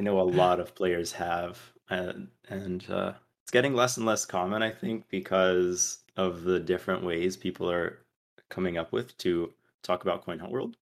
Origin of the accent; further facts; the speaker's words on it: Brazil; moved away as an adult; also born or lived in North Carolina, United States; now in Atlanta, United States; I lived there from, from when I was eight until I was eighteen, and it was a very defining part of my childhood.